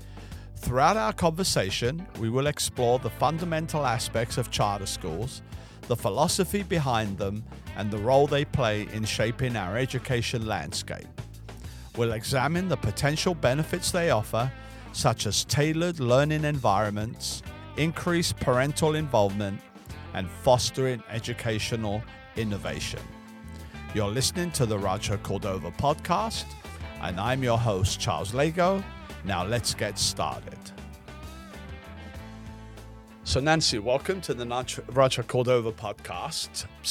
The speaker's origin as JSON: {"language": "English", "region": "England", "country": "United Kingdom", "lives_now": "United States", "said": "and I'm from England. So when I first came here, I had no clue what a charter school was."}